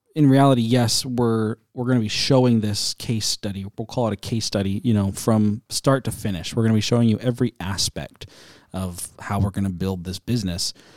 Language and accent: English; United States; as an American